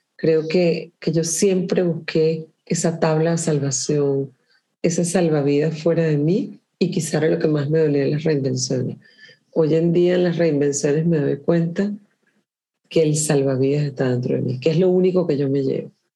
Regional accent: Caracas, Capital District, Venezuela; moved away as an adult; also born or lived in Caribbean island; now in Chile; yo soy caraqueña

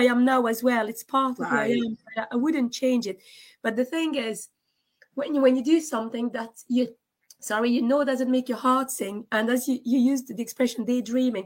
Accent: France; also born or lived in Scotland; now in Dublin, Ireland; I was born in France

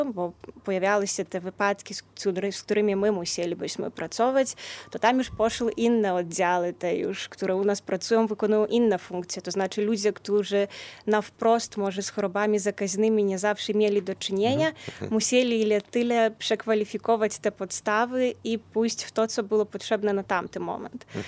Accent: Lithuania; u nas na Litwie

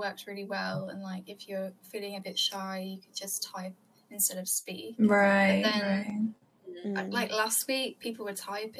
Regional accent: Birmingham, West Midlands, United Kingdom; what I got a lot in freshers was when people were saying, oh, so where are you from? And I think, oh, Birmingham. They were saying, oh, well, you don't have the accent, you know, that's good.

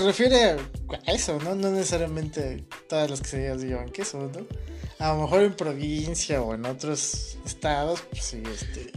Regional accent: Mexico; los mexicanos comemos muchas vísceras

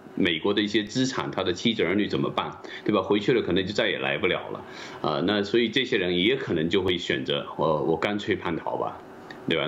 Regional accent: China; 我们中国人民

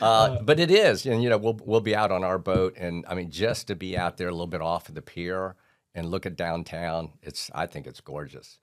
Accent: St. Petersburg, Florida, United States; I was born on Fourth Street and I've never left

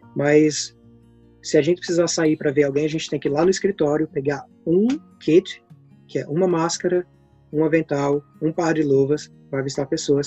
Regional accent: Brazil; moved away as an adult; now in Worthing, United Kingdom; depois que eu saí do Brasil

